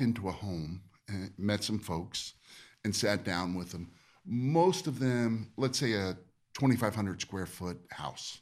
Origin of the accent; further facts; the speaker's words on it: Easton, United States; moved away; also born or lived in California; my hometown